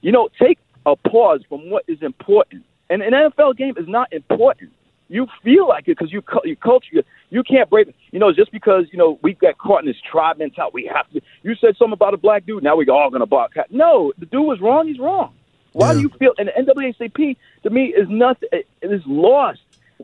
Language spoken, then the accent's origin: English; New York, United States; moved away; I'm from New York originally.